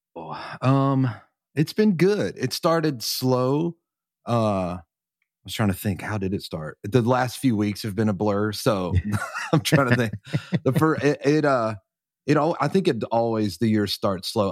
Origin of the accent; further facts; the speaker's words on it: North Carolina, United States; I'm from North Carolina, just a little church in a little country town. like, an hour outside of Charlotte